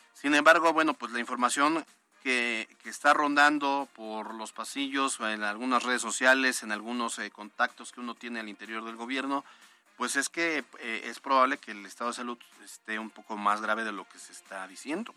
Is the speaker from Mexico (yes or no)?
yes; Puebla, Mexico; como poblanos